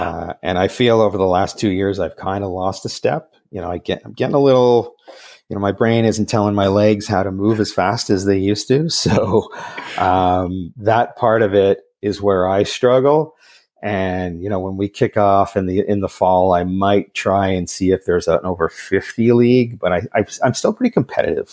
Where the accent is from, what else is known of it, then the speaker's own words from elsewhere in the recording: Montreal, Quebec, Canada; moved away as an adult; now in Vancouver, Canada; I grew up in the West Island of Montreal, uh, in the late seventies, early eighties